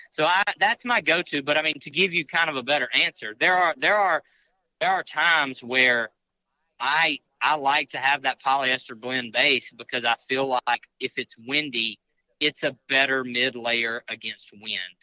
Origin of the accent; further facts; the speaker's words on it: Mississippi, United States; now in Louisiana, United States; I live in Louisiana. I'm from Mississippi